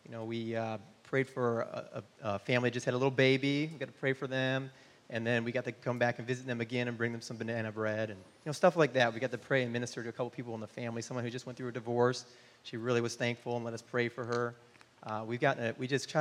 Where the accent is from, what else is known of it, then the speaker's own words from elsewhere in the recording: Michigan, United States; also born or lived in North Carolina / Amsterdam, Netherlands; now in Austin, United States; I grew up in Michigan.